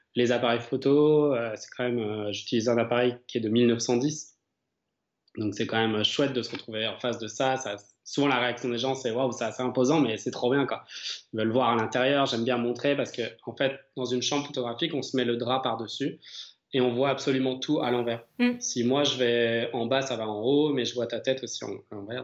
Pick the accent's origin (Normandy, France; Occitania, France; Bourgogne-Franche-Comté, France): Bourgogne-Franche-Comté, France; Chalon-sur-Saône; J'habite et je suis né en fait à Chalon-sur-Saône